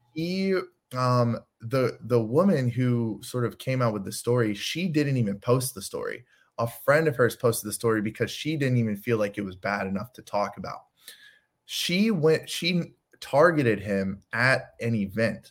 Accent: Chicago, Illinois, United States; I'm from Chicago.

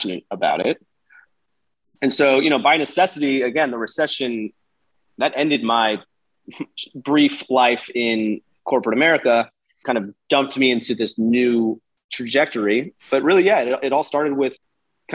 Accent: Houston, Texas, United States; also born or lived in New Orleans; I'm born and raised in Houston

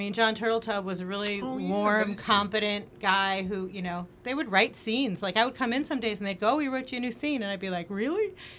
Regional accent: Boston, Massachusetts, United States; moved away as an adult; also born or lived in New York / London / Chicago; now in Los Angeles, United States; I come from Boston. Yeah, yeah. I come from Boston. I went to school in New York and in London, and then I went to Chicago.

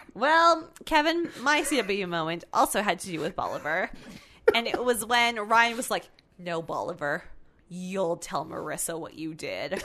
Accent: Canada; we're Canadian

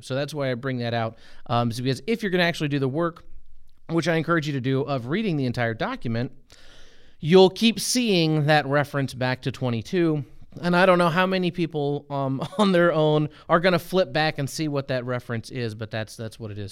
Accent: United States; as an American, having grown up in the, in the church in America

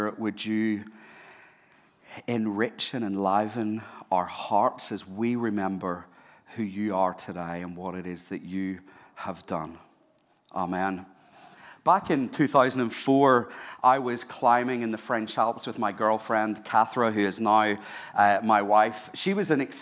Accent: Ireland; now in Sydney, Australia; I'm Irish

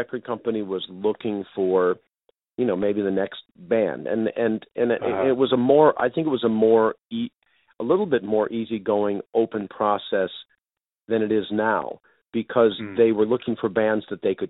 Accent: Potomac / Rockville, Maryland, United States; moved away as an adult; also born or lived in Rochester, New York / Fresno, California / Los Angeles, California; I was born in Rochester, New York, and then my family moved to the Washington, D.C. suburbs of Maryland. So I was in Potomac, Maryland, Rockville, Maryland for high school

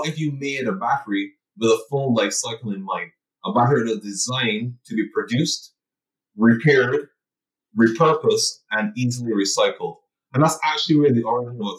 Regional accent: Barbados; born and raised in Barbados, so an island boy by definition

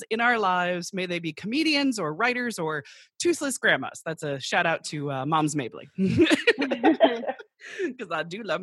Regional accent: Michigan, United States; I grew up in Michigan

